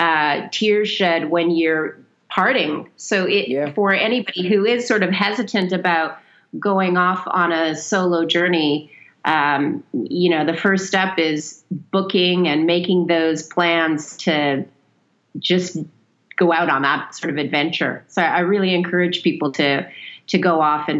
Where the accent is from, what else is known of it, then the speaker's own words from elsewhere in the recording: Canada; now in Saudi Arabia; we currently live in Saudi Arabia and we're Canadian